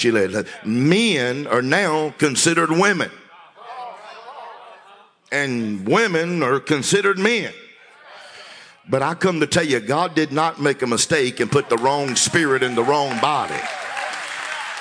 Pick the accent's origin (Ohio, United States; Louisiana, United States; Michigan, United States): Louisiana, United States; I'm from Louisiana